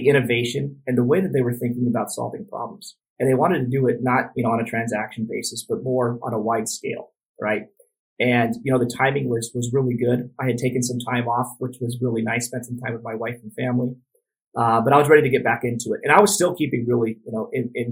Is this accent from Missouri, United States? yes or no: no; Phoenix, Arizona, United States; born and raised in Phoenix, Arizona. Lived here my entire life